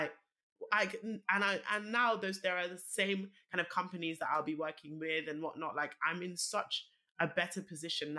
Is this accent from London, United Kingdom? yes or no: yes; London, United Kingdom; I was obviously born and raised in Northwest London